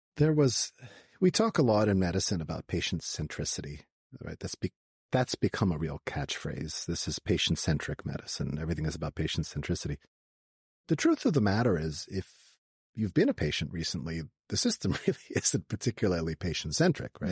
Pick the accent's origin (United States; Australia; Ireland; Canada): Canada; I grew up in uh, Canada. I was a Canadian kid